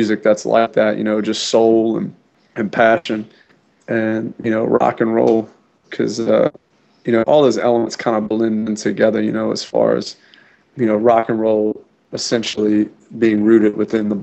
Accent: New Orleans, Louisiana, United States; born or raised there; moved away

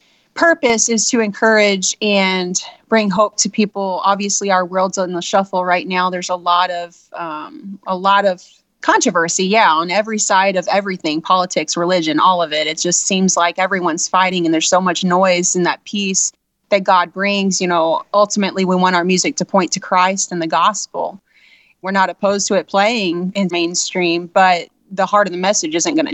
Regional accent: Southeast Missouri, United States; we're from Southeast Missouri

